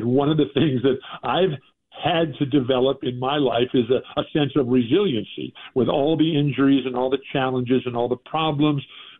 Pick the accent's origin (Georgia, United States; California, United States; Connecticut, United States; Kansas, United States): California, United States; San Diego; when I first found the Boston Celtics in the early 1960s on the radio in my hometown of San Diego